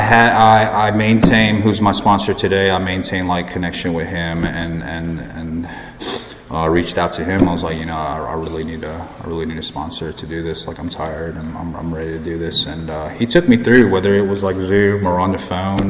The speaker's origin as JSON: {"language": "English", "town": "Plantation", "region": "Florida", "country": "United States", "tie": "born or raised there", "also_born_or_lived": "High Point, North Carolina", "moved": "yes", "lives_now": "Raleigh, United States", "said": "I grew up in Florida, Plantation. It's close to Fort Lauderdale"}